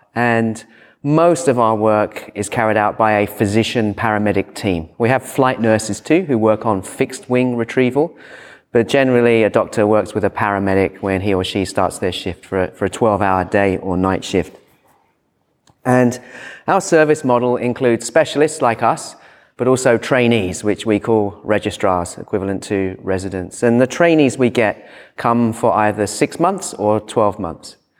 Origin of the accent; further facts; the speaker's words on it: United Kingdom; moved away as an adult; now in Sydney, Australia; I'm British